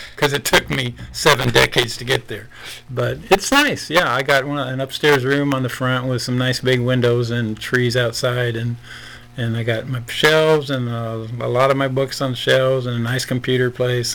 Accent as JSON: {"language": "English", "region": "Nebraska", "country": "United States", "tie": "born or raised there", "said": "I grew up in mostly in Nebraska"}